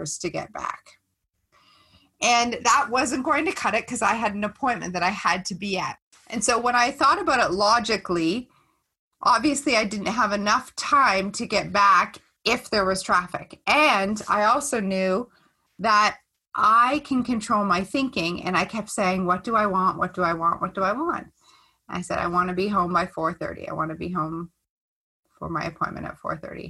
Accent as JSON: {"language": "English", "town": "Stratford", "region": "Ontario", "country": "Canada", "tie": "born or raised there", "said": "my hometown in Stratford"}